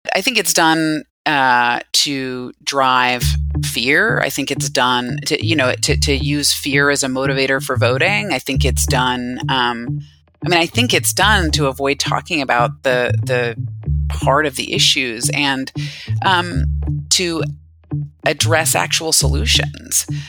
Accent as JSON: {"language": "English", "region": "Northern Virginia", "country": "United States", "tie": "born or raised there", "said": "growing up in Northern Virginia"}